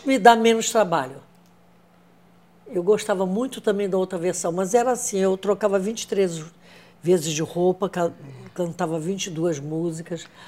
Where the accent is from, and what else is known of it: Rio de Janeiro, Brazil; born or raised there